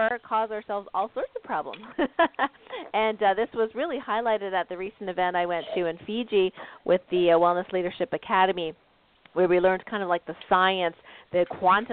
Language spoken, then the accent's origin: English; Canada; now in United States; I'm from Canada originally, and now I live in the States.